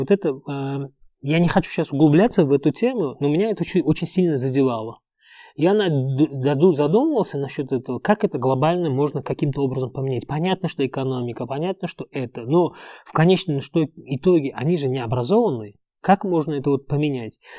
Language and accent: Russian; Uzbekistan; first language Uzbek; Russian is a second language; moved away as an adult; also born or lived in Egypt / Dubai, United Arab Emirates; я вырос в узбекской среде, учился в узбекской школе, мой первый язык это узбекский язык